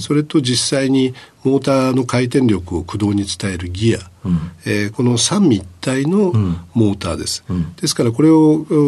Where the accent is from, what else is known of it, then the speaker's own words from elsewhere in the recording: Sasebo, Nagasaki, Japan; 長崎県の佐世保市になります